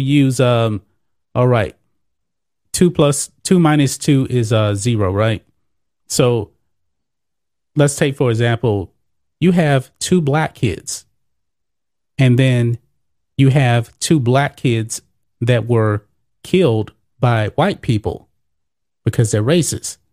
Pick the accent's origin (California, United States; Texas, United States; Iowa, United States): Texas, United States; Beaumont; I'm from Beaumont, Texas